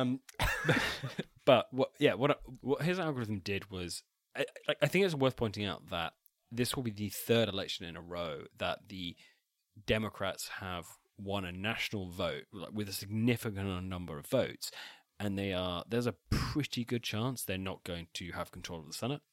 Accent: Wiltshire, South West England, United Kingdom; I'm technically from Wessex, but only in the sense that I am from Wiltshire

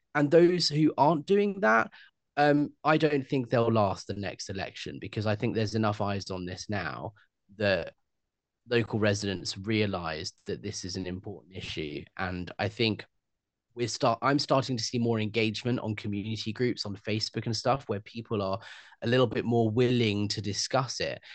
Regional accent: United Kingdom; that's who we are as British people

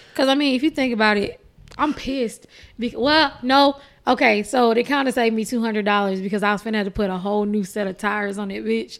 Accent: Texas, United States; born or raised there

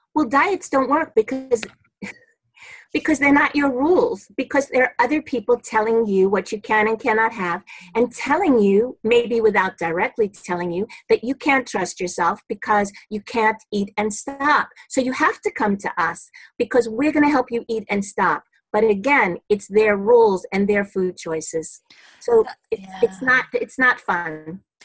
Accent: New York City, New York, United States; I'm a New Yorker, born and bred in Brooklyn

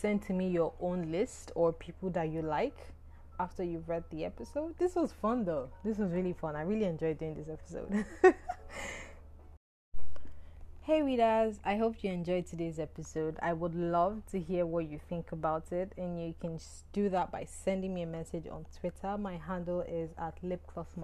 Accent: Nigeria; I'm Nigerian

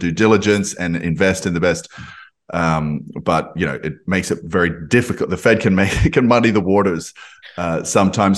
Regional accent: Australia; accent: Australian; I'm, I'm Australian, you can probably hear from my, from my accent

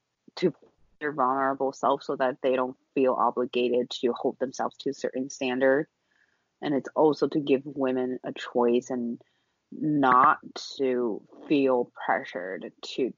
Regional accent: China; moved away as an adult; growing up in China, attending public schools throughout my entire life until college

